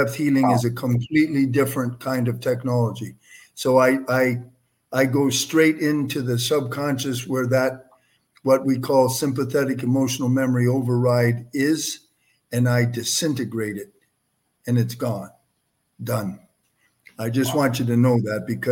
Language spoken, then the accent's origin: English; Windsor, Ontario, Canada; I'm a Canadian, born and raised in Windsor, Ontario.